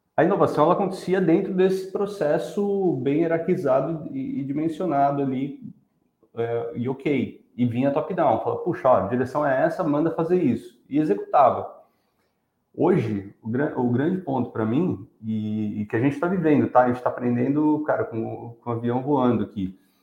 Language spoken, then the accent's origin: Portuguese; São Paulo, Brazil; also born or lived in Rio de Janeiro; Sou carioca, apesar de ter nascido só lá e fui criado em São Paulo